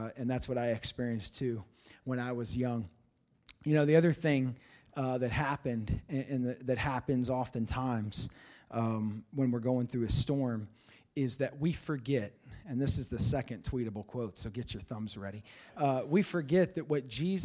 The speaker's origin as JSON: {"language": "English", "town": "Cincinnati", "region": "Ohio", "country": "United States", "tie": "born or raised there", "said": "I grew up in Cincinnati, Ohio."}